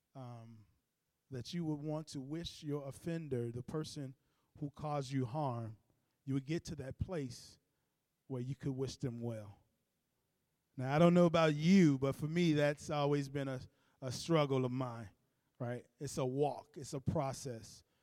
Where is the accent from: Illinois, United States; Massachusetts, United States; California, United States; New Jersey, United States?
Illinois, United States; Chicago; I grew up in Cabrini Green